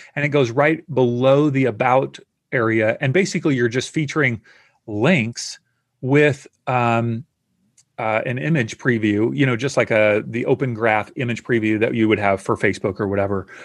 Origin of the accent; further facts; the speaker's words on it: the South, United States; I grew up in the South in the U S